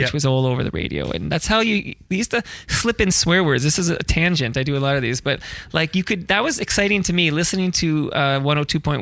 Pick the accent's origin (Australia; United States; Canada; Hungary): Canada; I'm proud Canadian.